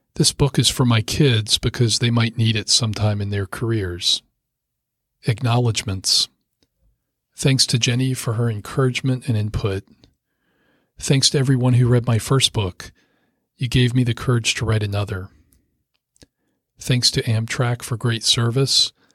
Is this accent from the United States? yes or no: yes; Rockville, Maryland, United States; I grew up in Rockville, Maryland, just a short drive from the Potomac River.